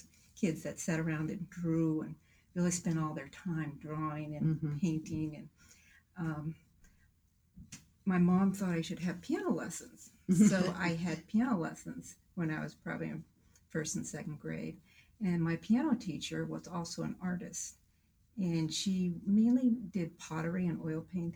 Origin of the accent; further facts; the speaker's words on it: Hanover, New Hampshire, United States; also born or lived in North Carolina; now in Northampton, New Hampshire, United States; I was born in North Carolina. My dad was a professor at the University of North Carolina at the time. Mm-hmm. And my mom is a Southerner. They loved living in the South. Mm-hmm. But he had an opportunity to become a professor at Dartmouth. And so I only lived in North Carolina for 1 year before okay. I became really a New Englander